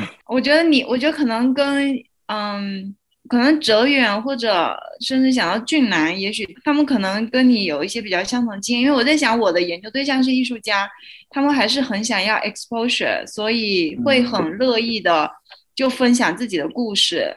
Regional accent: China; now in South Africa; 我作为一个中国人，然后我现在在一个南非的学校读书

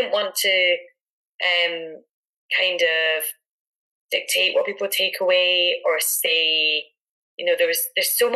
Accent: Edinburgh, Scotland, United Kingdom; her growing up in Aberdeenshire, myself in Edinburgh, um, but both having a connection to the Highlands.

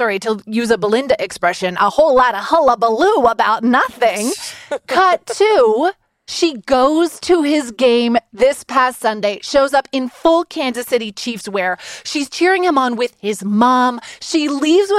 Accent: Canada; I'm Canadian

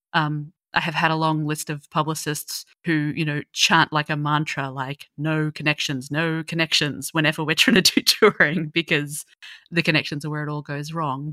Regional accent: Australia; being an Aussie

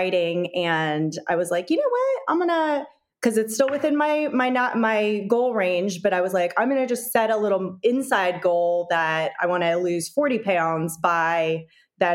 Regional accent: North Carolina, United States; I'm from North Carolina.

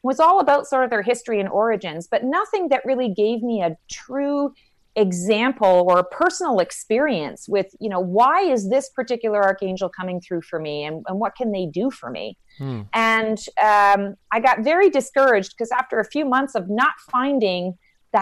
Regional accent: Canada; moved away as an adult; now in Raleigh, United States; I'm actually Canadian

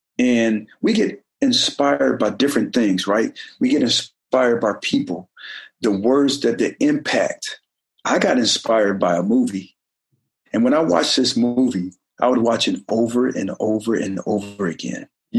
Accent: Oklahoma, United States; also born or lived in Detroit / Germany / Colorado Springs; Sure, we was all over. I was born in Detroit, Michigan. Ended up moving to Oklahoma. And I was 5 or 6 years old when we moved there. And then from there, we moved to Germany.

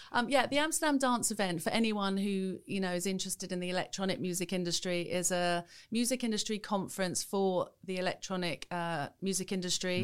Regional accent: Welwyn Garden City, East of England, United Kingdom; in a small town in Hertfordshire, Welling Garden City

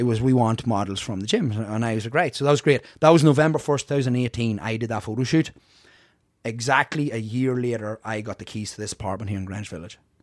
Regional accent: Ireland; moved away as an adult; also born or lived in Bronx, New York; now in United States; both parents were Irish, so I was here till about maybe four

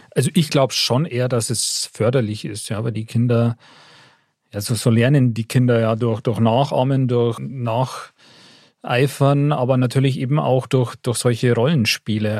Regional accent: Upper Bavaria, Germany; wenn ich als Oberbayer nach Niederbayern fahre

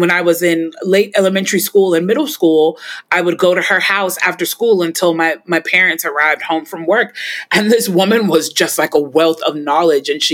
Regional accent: Chicago, Illinois, United States; my house where I grew up in Chicago

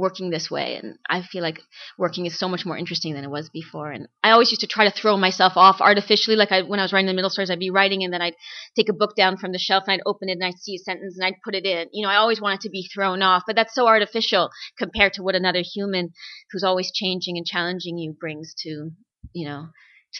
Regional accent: Toronto, Ontario, Canada; I've lived in Toronto all my life

